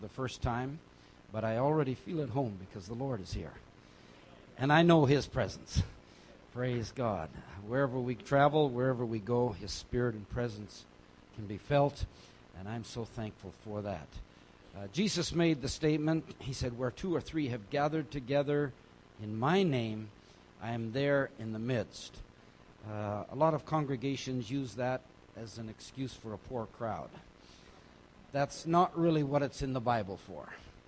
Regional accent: India; And growing up in India, of course, cricket was pretty big there too. And I remember listening to the matches growing up.

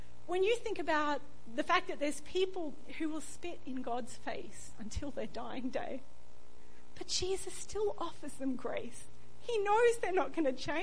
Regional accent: Australia; I was born in Australia to Australian parents

